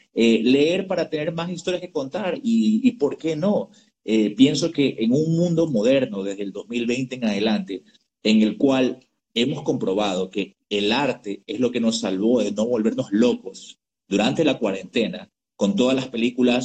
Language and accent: Spanish; United States; moved away; crecí y estudié en Estados Unidos